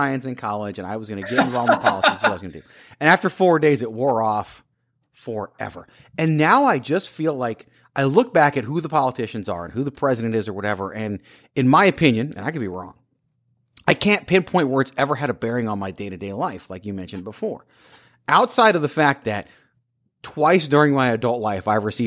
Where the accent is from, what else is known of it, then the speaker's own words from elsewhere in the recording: Richmond, Virginia, United States; I grew up in Richmond, Virginia, capital of the Confederacy.